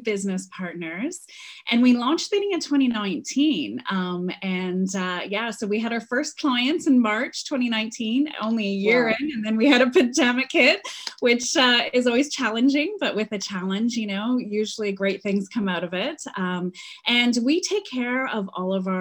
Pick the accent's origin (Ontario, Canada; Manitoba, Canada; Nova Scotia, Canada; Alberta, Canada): Ontario, Canada; Manitouwadge; moved away as an adult; also born or lived in Toronto, Canada; I am a girl who was from Canada. So I was born in Manitowoc, Ontario, which means Cave of the Great Spirit in Ojibwe. So very small mining town